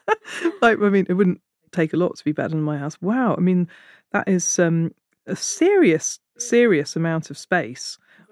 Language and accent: English; Hitchin, East of England, United Kingdom; I was born in Hitchin.